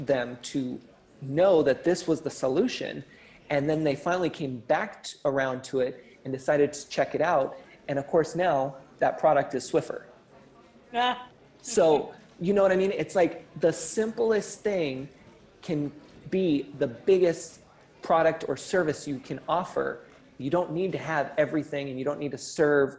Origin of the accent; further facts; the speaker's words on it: California, United States; I'm totally a California boy